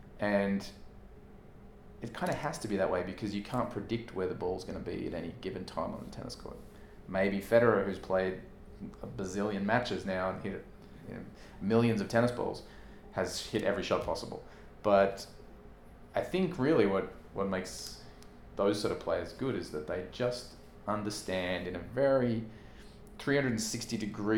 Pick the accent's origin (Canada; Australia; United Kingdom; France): Australia; growing up in Australia, I'm 3 days older, I think, than Leighton Hewitt